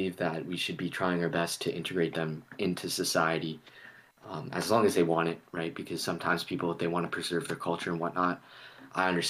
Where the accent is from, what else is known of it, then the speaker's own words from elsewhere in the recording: Nova Scotia, Canada; now in Ontario, Canada; I'm from Nova Scotia, where my family's from. That's a different people than where I'm at right now in Ontario